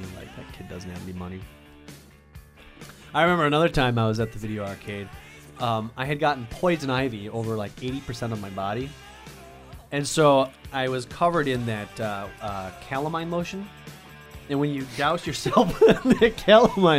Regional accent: Stevens Point, Wisconsin, United States; When I was growing up in Stevens Point

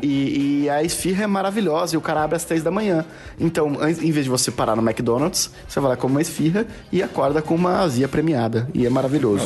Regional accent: Porto Alegre, Rio Grande do Sul, Brazil; eu, eu sou de Porto Alegre

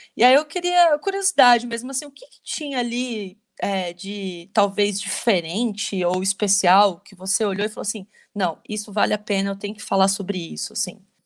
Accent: ABC Paulista, São Paulo, Brazil; eu sou do ABC.

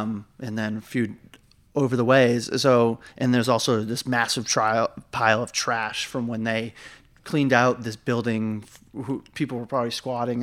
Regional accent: Massachusetts, United States; now in New York, United States; I guess I live here, but, like, I'm not, I'm from Massachusetts

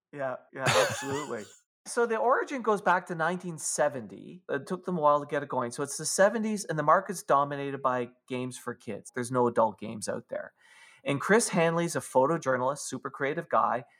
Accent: Canada; I'm a Canadian.

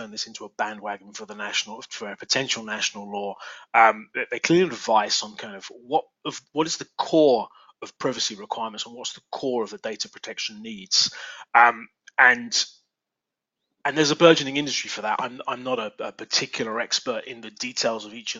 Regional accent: England, United Kingdom; accent: English; now in Reston, United States; my English accent

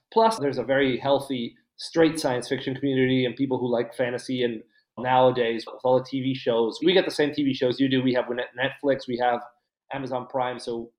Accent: Buenos Aires, Argentina; I'm from Buenos Aires. I'm currently in Buenos Aires. I live in Buenos Aires.

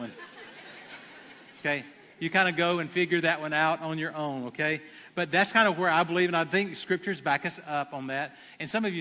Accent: Abbeville, United States; I'm from Abbeville

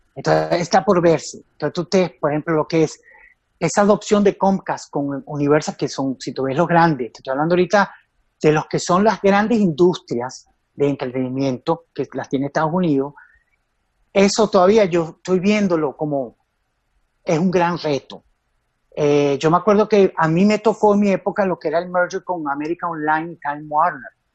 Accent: Venezuela; éramos venezolanos, éramos venezolanitos

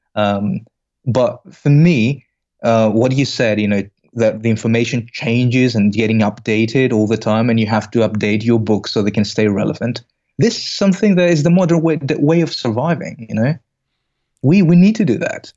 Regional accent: Greece; moved away as an adult; also born or lived in Belgium; originally, I'm from Greece.

